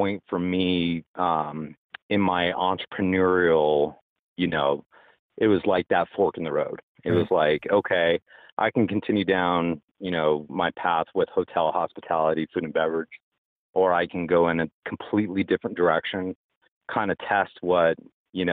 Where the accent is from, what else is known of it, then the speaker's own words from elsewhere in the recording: Colorado Springs, Colorado, United States; moved away as an adult; also born or lived in Las Vegas; I was born in the Springs, in Colorado Springs